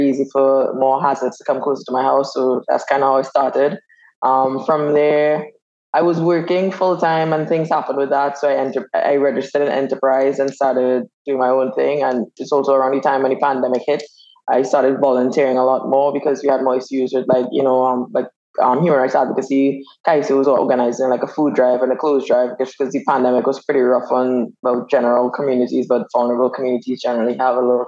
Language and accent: English; Trinidad & Tobago; moved away as an adult; also born or lived in Canada; I born and raised in Trinidad and Tobago.